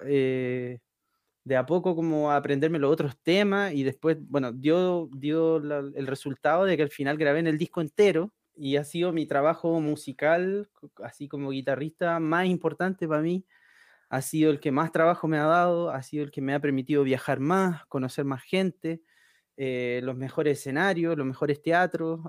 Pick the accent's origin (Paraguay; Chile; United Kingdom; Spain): Chile; Iquique, Tarapacá; moved away as an adult; also born or lived in Antofagasta / Santiago; me vine para Santiago, porque yo soy de Iquique, en el norte